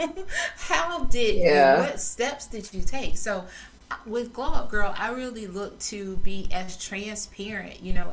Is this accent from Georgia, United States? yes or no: yes; South Georgia, United States; I grew up in South Georgia.